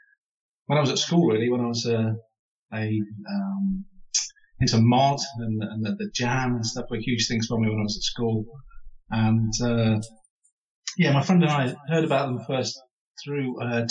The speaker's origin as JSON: {"language": "English", "region": "Midlands", "country": "United Kingdom", "said": "I'm from the Midlands as well"}